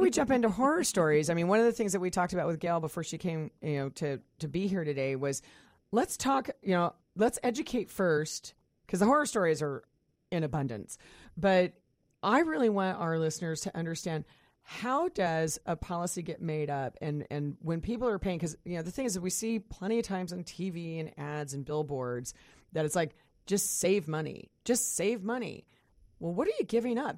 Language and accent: English; Kansas, United States; now in Puget Sound, United States; I grew up in Kansas